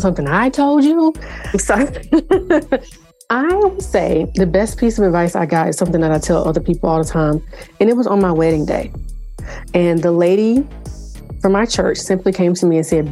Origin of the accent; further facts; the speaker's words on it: South Carolina, United States; I'm from the South. I'm from South Carolina